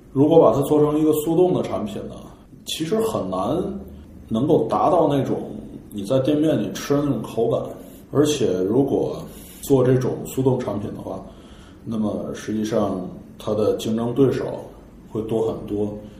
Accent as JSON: {"language": "Chinese", "region": "Tianjin", "country": "China", "said": "我们天津人 清汤实际上我们不吃麻花儿"}